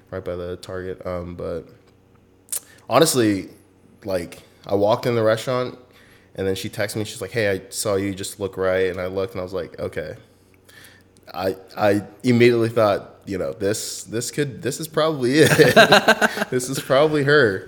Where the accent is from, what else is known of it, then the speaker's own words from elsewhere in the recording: Southern California, United States; moved away as an adult; also born or lived in Alaska; I'm from Southern California, pretty much born and raised there